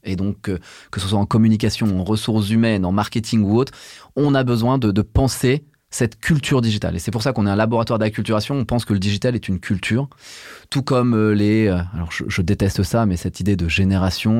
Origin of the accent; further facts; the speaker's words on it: Burgundy, Bourgogne-Franche-Comté, France; Je viens de Bourgogne, je suis un enfant des années 80 élevé en Bourgogne